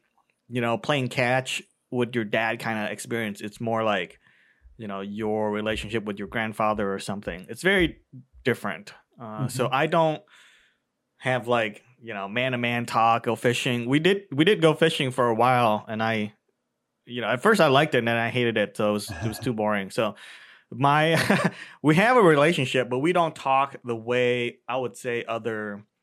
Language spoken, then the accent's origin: English; Cleveland, Ohio, United States; also born or lived in Vietnam / California; in Cleveland, I spend a majority of my life. So I would say that's my hometown